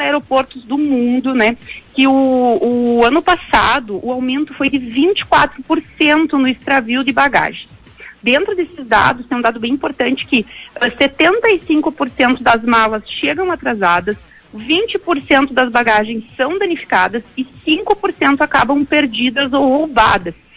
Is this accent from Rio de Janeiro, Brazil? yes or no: no; Gaúcho, Rio Grande do Sul, Brazil; a gente é gaúcho